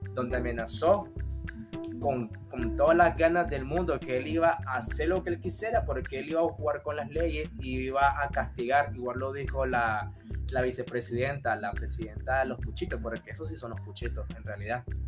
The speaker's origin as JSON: {"language": "Spanish", "country": "Nicaragua", "said": "como nicaragüense"}